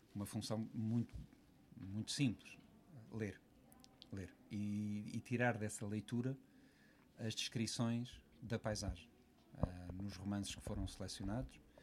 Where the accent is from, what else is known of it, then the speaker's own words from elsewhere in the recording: Lisbon area, Portugal; Eu não sou de Lisboa, apesar de ter, ter nascido na, na maternidade Alfredo da Costa, como metade de Portugal, mas uh, sempre vivi fora da cidade